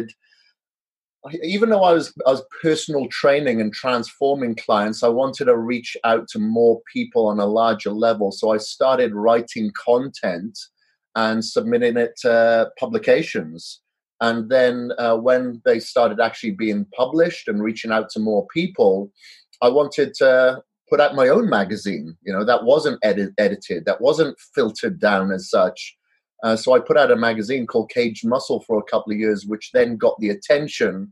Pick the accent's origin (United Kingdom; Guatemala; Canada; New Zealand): United Kingdom; Wales; now in United States; I'm from Wales originally. Now I'm residing in the U.S.